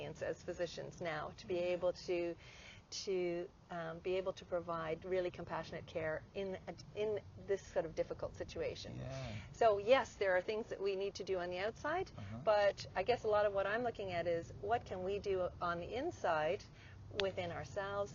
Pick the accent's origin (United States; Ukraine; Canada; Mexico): Canada; moved away; I guess I'm Canadian originally, and I was working in Canada